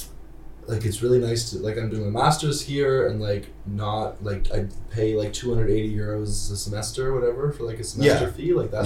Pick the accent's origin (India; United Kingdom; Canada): Canada; moved away as an adult; when I moved here from Canada, everyone, or when I tell people I'm from Canada